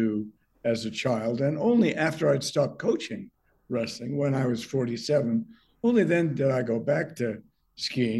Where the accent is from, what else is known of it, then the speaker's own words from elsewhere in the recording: New Hampshire, United States; moved away; also born or lived in Vermont; I grew up in New Hampshire. I learned to ski when I was very young